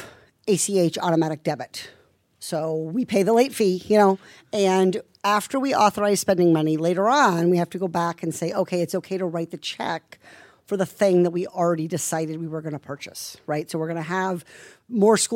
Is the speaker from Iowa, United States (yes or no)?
yes; Iowa, United States; I'm from Iowa